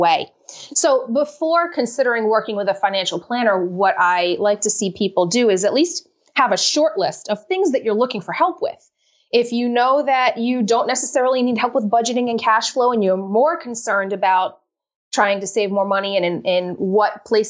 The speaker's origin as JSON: {"language": "English", "region": "Rhode Island", "country": "United States", "said": "I'm from Rhode Island up here in New England, the smallest state in the union."}